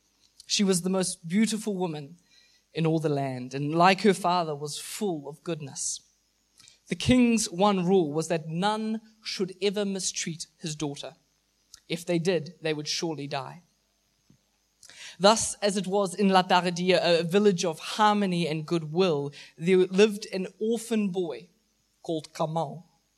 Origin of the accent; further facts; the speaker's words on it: Mozambique; I grew up in Mozambique where my parents were missionaries for 20 years. I grew up in a very, very rural part of the country.